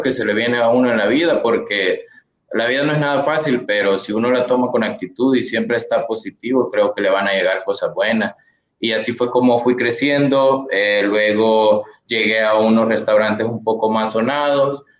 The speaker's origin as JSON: {"language": "Spanish", "region": "Sonsonate", "country": "El Salvador", "said": "yo soy de Sonsonate"}